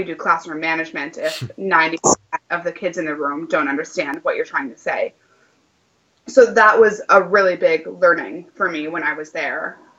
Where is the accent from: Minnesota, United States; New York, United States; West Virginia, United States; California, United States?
Minnesota, United States; Minneapolis; also born or lived in Wisconsin; if you were to ask me like, where are you from? I would say Minneapolis, even though I've lived a lot of different places. Even though I lived in Wisconsin for such a long time with my former partner